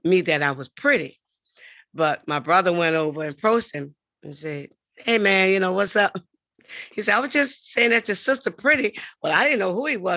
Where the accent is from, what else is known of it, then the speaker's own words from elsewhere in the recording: New Orleans, Louisiana, United States; Grew up in New Orleans, Louisiana, all my life